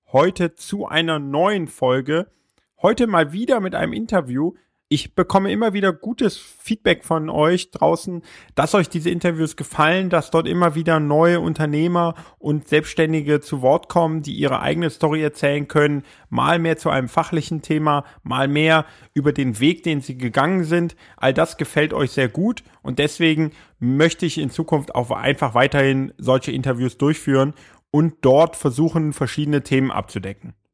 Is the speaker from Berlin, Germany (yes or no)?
yes; Berlin, Germany; Ich bin in Berlin geboren und auch aufgewachsen, habe